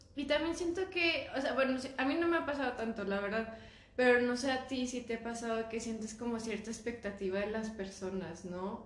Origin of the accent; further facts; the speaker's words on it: Aguascalientes, Mexico; yo soy de aquí, pero no parece que soy de aquí.